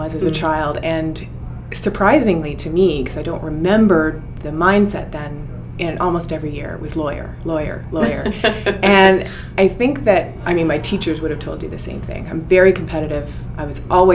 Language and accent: English; Ottawa, Ontario, Canada; also born or lived in Newfoundland; now in Toronto, Canada; We moved to Ottawa, and I lived a pretty good childhood